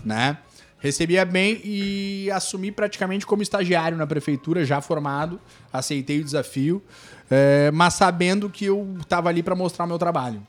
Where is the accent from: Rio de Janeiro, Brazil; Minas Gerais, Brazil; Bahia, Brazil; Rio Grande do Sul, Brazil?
Rio Grande do Sul, Brazil; Torres; also born or lived in Porto Alegre / Spain; sou nascido em Torres aí. É nativo da terra.